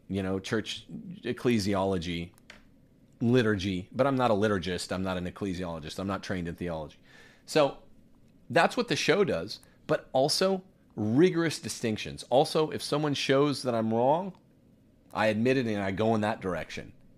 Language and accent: English; Bakersfield, California, United States; I'm from Bakersfield